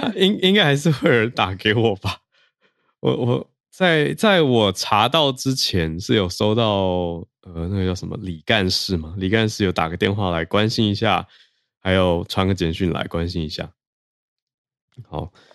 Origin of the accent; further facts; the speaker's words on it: Taiwan; 我来自台湾